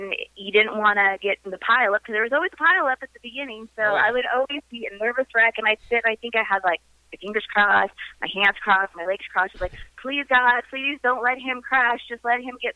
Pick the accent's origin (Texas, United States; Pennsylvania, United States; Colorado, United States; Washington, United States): Colorado, United States; Greeley; I was born in Greeley, which is 50 miles north of Denver